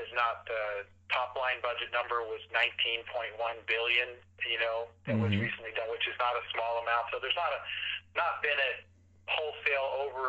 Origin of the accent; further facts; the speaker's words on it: Saudi Arabia; I grew up in Saudi Arabia in the 60s and 70s, spent many years there, and witnessed a lot of the change.